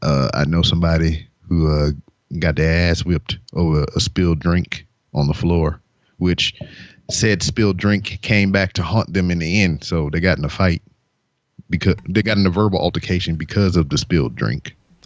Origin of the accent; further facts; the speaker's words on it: Lake Charles, Louisiana, United States; born there; I was born in 1982 in Lake Charles, Louisiana.